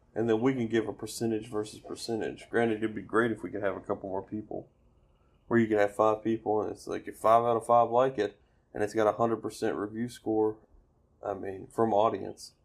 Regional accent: Alabama, United States; "Alabama." Yeah, but like, where before that? It's like, no, dude, I was raised here

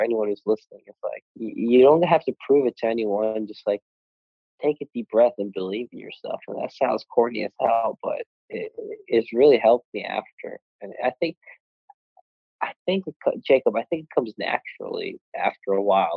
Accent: Sweden; moved away; I'm half Bostonian, is that what it's called? Half Swedish. And I played basketball, grew up in Sweden

